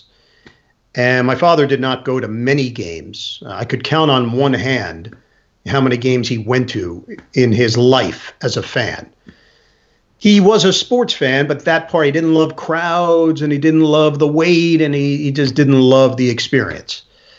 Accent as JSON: {"language": "English", "town": "New York City", "region": "New York", "country": "United States", "tie": "born or raised there", "also_born_or_lived": "Manhattan", "said": "I grew up in Queens. I was living in Manhattan."}